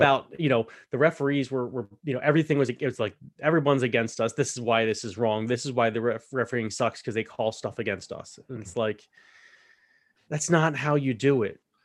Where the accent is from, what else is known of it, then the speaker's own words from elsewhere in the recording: United States; to me as an American